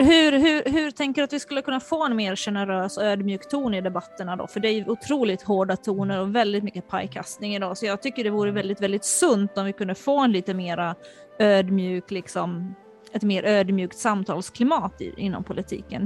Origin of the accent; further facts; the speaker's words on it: Finland; moved away; also born or lived in Sweden; jag är uppvuxen i Finland